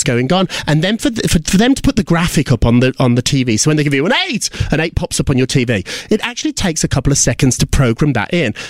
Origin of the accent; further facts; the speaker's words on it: United Kingdom; I remember going to nightclubs when I was growing up in Britain